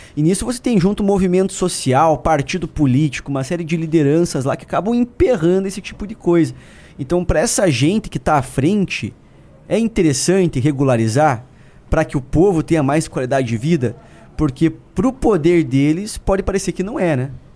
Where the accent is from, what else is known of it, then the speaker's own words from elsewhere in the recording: Paraná, Brazil; moved away; lá no Paraná também, que é de onde eu venho